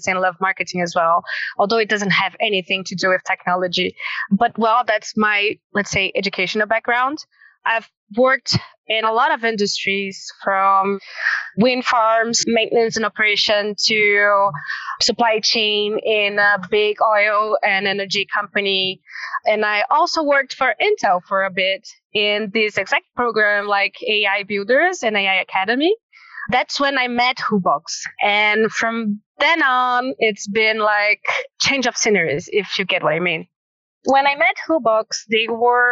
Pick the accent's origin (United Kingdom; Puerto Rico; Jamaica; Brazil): Brazil; Northeast Region; now in São Paulo, Brazil; we are from Brazil. Actually, to be more precise, we are from the northeast part of Brazil, although we have our headquarters here in São Paulo